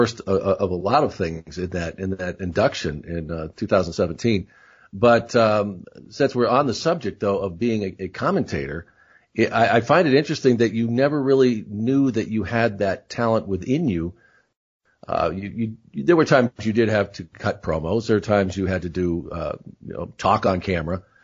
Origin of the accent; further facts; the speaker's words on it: Rochester, New York, United States; I was born in Rochester, so I know the area pretty well